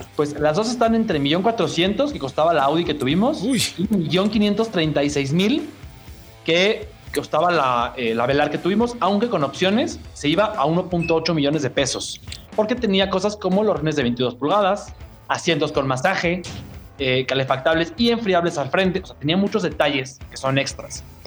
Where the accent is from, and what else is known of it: Mexico